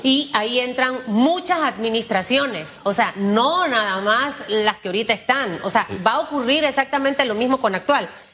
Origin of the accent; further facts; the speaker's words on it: Panama; como panameños